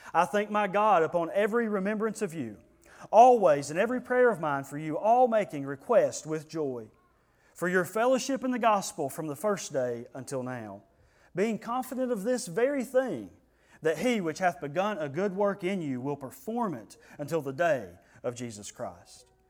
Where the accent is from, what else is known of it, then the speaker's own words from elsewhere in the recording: United States; we're Americans